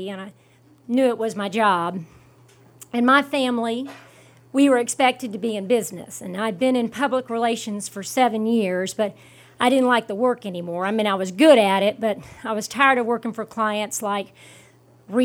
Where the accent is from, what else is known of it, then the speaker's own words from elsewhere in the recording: the South, United States; moved away as an adult; Growing up in the South